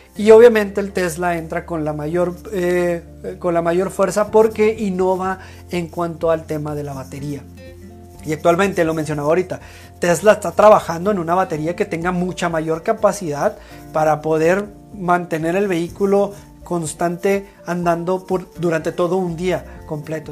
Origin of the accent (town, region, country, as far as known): Mexico